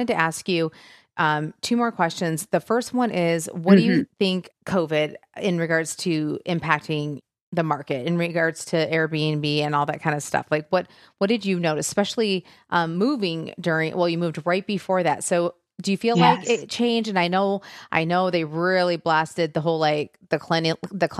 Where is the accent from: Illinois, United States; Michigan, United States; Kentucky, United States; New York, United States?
Michigan, United States; moved away; I'm from Michigan originally